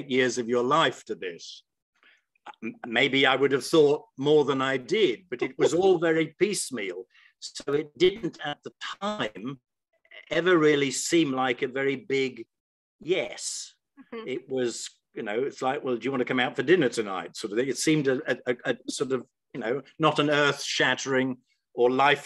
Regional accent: South West England, United Kingdom; moved away as an adult; return back to my hometown in the far southwest of the country

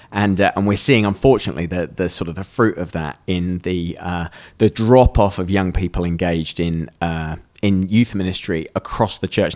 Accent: United Kingdom; we're British.

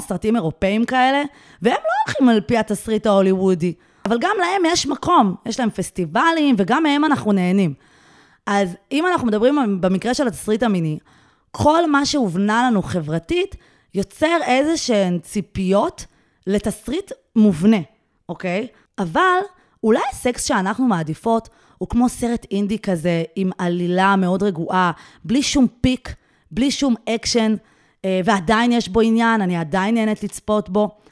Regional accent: Israel; אני בעצם כותבת באנגלית, אבל אני ישראלית

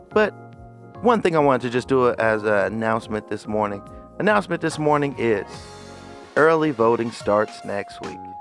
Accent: Bay Area, California, United States; moved away; my hometown um, of the Bay Area.

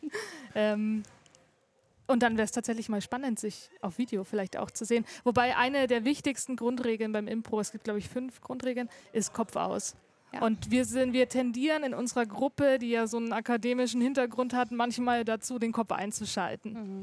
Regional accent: Erlangen, Bavaria, Germany; Also ich komme aus R-Lang. Ich bin hier geboren und immer hier gewesen.

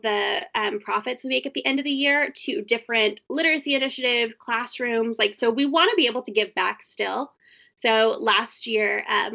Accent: Texas, United States; I'm from Texas

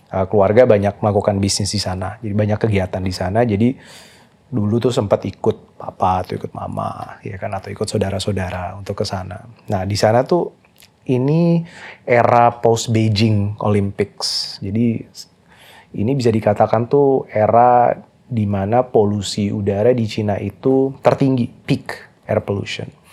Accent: Jakarta, Indonesia; moved away; also born or lived in Canada; saya lahir di Jakarta

